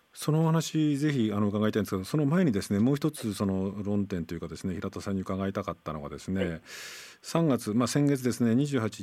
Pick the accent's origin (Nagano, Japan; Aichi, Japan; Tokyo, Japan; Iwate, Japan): Nagano, Japan; 僕も長野出身で田舎者